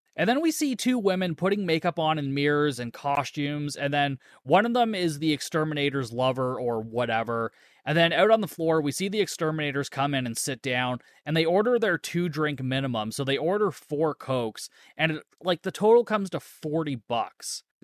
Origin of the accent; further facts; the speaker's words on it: Canada; I'm Canadian